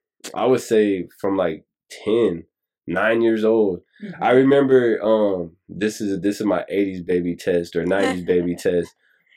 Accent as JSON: {"language": "English", "town": "Murrieta", "region": "California", "country": "United States", "tie": "born or raised there", "also_born_or_lived": "San Diego, California", "moved": "as an adult", "lives_now": "Los Angeles, United States", "said": "And then we moved when I was like 3. So I was raised in Marietta pretty much."}